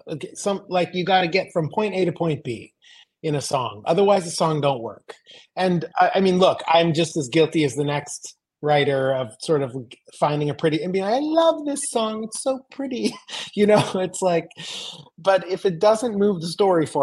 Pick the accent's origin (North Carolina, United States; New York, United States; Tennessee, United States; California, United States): California, United States; Los Angeles; moved away; I grew up in Los Angeles or suburbs